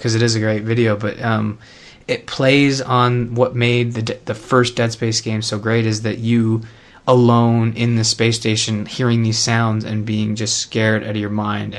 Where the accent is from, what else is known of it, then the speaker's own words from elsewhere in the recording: Canada; I'm from Canada